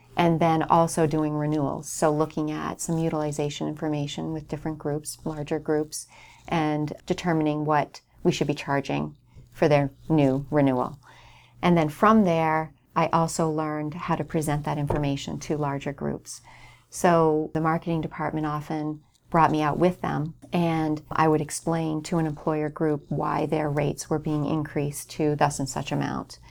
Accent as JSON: {"language": "English", "town": "North Hampton", "region": "New Hampshire", "country": "United States", "tie": "born or raised there", "said": "I grew up in Northampton, New Hampshire"}